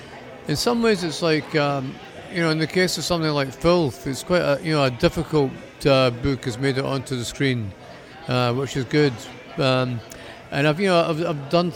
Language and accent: English; Scotland, United Kingdom; also born or lived in Miami; being Scottish